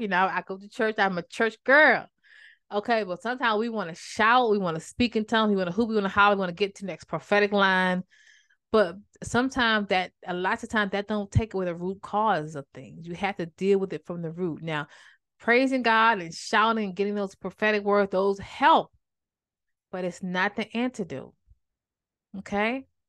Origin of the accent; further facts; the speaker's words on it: Maryland, United States; my hometown is like a, kinda like a big deal now, but that time it was a small town, so I didn't call up that small town itis and just wanna go, and I'm from Maryland